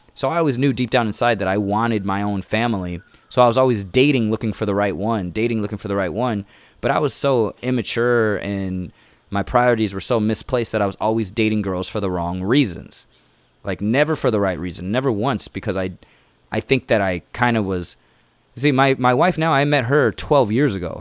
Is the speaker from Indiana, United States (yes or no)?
yes; Indiana, United States; first language English; now in Chicago, United States; I'm from here